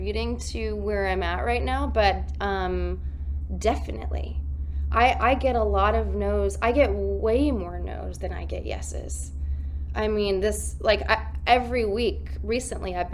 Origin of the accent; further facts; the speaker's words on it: Columbia, South Carolina, United States; I grew up in Columbia, South Carolina